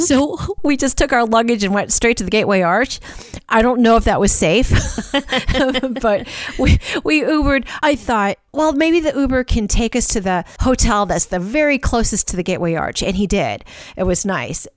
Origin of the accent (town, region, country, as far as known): St. Louis, Missouri, United States; born or raised there; moved away